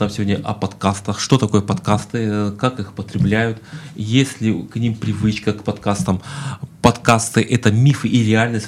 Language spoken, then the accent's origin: Russian; Siberia, Russia; moved away; also born or lived in Kuban; у меня род, предки из Кубани, я сам родился в Сибири